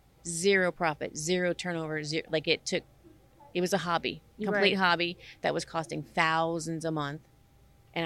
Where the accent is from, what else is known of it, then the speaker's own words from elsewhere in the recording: Sulphur, Louisiana, United States; now in San Diego, United States; I'm from Sulphur, Louisiana